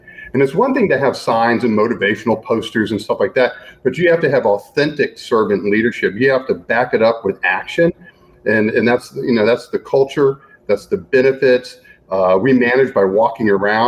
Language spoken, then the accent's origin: English; Gainesville, Florida, United States; moved away as an adult; also born or lived in Washington, D.C.; I grew up in Gainesville, Florida